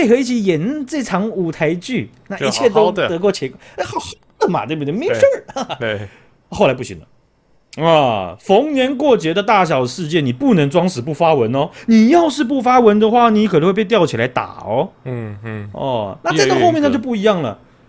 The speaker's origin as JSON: {"language": "Chinese", "country": "Taiwan", "said": "变动的都是我们台湾人呢、啊，这样我们就白痴了。"}